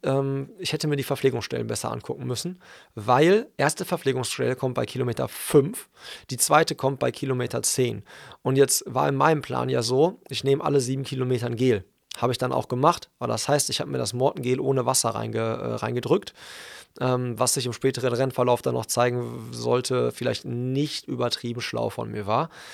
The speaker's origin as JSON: {"language": "German", "town": "Hagen", "region": "North Rhine-Westphalia", "country": "Germany", "tie": "born or raised there", "said": "in meiner Heimatstadt"}